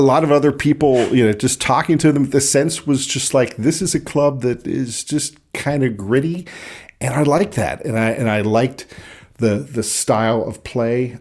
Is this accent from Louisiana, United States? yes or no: no; Pittsburgh, Pennsylvania, United States; accent: North Side Pittsburgh; growing up in Pittsburgh